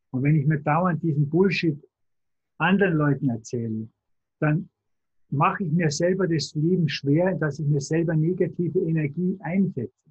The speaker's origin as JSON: {"language": "German", "town": "Tutzing", "region": "Bavaria", "country": "Germany", "said": "Ich bin vom Starnberger See, von Tutzing. Also nicht weit weg von München."}